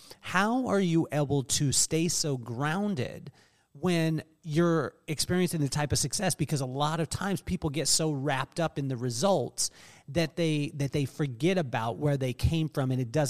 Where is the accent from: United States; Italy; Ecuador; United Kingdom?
United Kingdom; England; born there; also born or lived in Taiwan; We lived in yeah. England. I was born in England. We lived in Taiwan. We moved around the country.